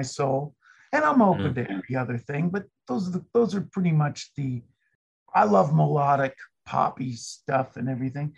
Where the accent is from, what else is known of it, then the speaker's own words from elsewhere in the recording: Los Angeles, California, United States; moved away; Originally, I was born in Los Angeles, California